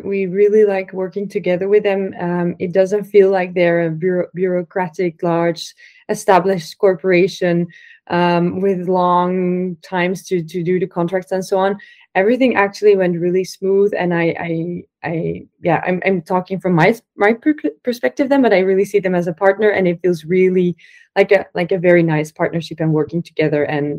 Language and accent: English; Belgium; English is a second language; We're also from Belgium, so it's more like a local thing as well.